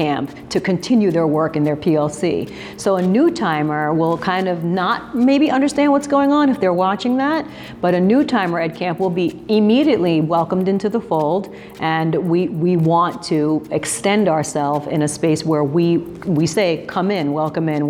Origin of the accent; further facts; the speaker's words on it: New Jersey, United States; I've brought EdCamp into my home state of New Jersey